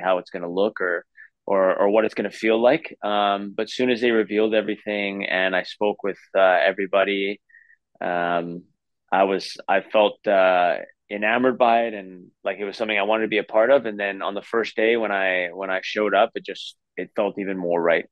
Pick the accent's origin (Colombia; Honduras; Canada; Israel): Canada; Vancouver, British Columbia; I grew up in Vancouver